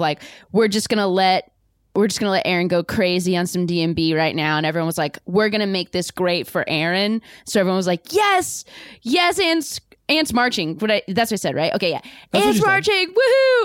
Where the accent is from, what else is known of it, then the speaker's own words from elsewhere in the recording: Orange County, California, United States; I'm from Orange County